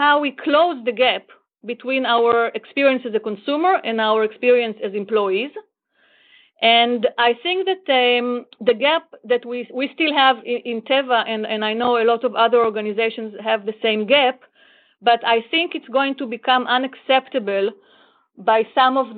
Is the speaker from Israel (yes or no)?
yes; Israel; also born or lived in Florida; I am from Israel